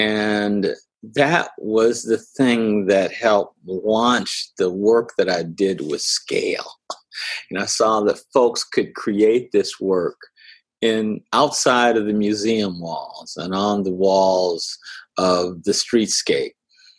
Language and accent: English; Minneapolis, Minnesota, United States; growing up in South Minneapolis